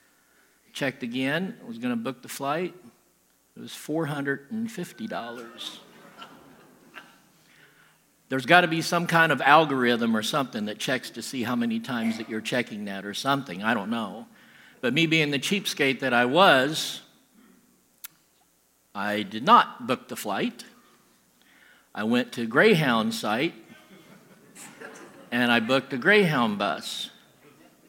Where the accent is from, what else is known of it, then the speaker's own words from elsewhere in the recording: Southern Illinois, United States; I'm from Southern Illinois